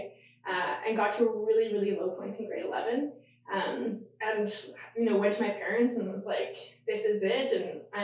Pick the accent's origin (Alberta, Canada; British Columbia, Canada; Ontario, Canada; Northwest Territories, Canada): Northwest Territories, Canada; Yellowknife; I'm actually born and raised in Yellowknife. So way up in the north of the territories